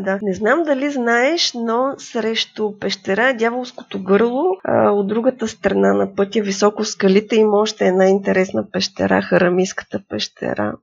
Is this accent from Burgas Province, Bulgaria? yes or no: no; Gorna Oryahovitsa, Veliko Tarnovo Province, Bulgaria; Израснала съм в Горна Оряховица